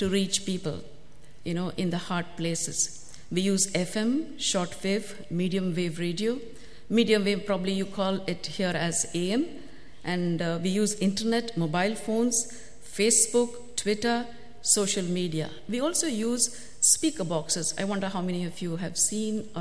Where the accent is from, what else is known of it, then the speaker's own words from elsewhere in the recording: Bangalore, Karnataka, India; moved away as an adult; also born or lived in North India; I come from Bangalore, India, South India